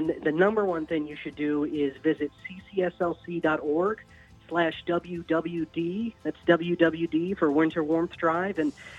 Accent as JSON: {"language": "English", "region": "Virginia", "country": "United States", "tie": "born or raised there", "moved": "as an adult", "lives_now": "Eugene, United States", "said": "I was a radio host for a while back in my home state of Virginia."}